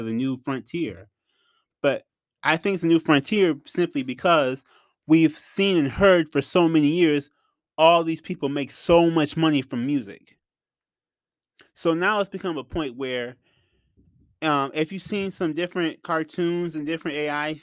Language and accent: English; Flint, Michigan, United States; I'm from Flint. So I'm from Michigan in general.